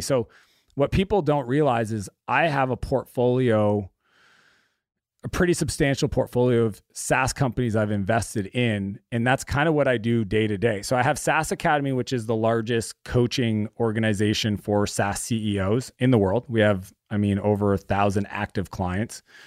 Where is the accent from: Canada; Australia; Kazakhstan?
Canada; our area that we grew up in in Canada